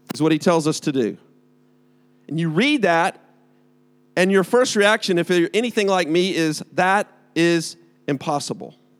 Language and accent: English; United States; now in United Kingdom; I am from America